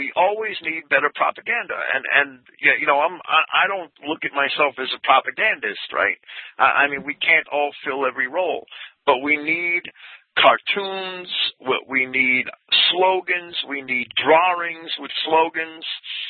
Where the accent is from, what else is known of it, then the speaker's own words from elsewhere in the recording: New Jersey, United States; now in upstate New York, United States; my grandfather moved to New Jersey, which was why I was raised in New Jersey. He didn't move up here with his parents and his family. And my mother's from Massachusetts. My mother's family is from Framingham, Mass.